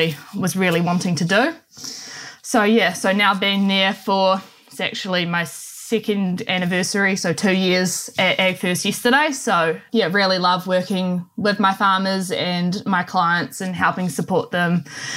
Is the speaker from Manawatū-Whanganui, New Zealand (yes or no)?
yes; Manawatū-Whanganui, New Zealand; So I grew up in the Manawatu, born and bred here and still currently live here.